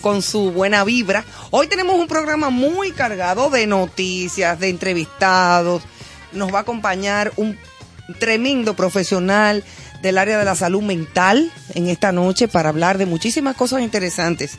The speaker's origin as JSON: {"language": "Spanish", "country": "Dominican Republic", "said": "como dominicanos"}